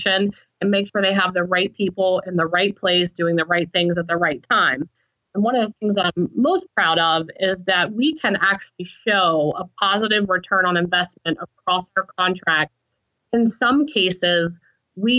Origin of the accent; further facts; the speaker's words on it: Southern West Virginia, United States; I come from Southern West Virginia, and you know, I come from a very hardworking family